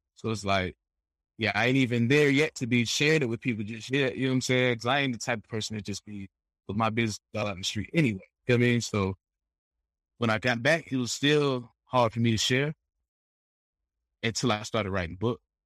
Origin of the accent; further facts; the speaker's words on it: United States; we American, so we from America.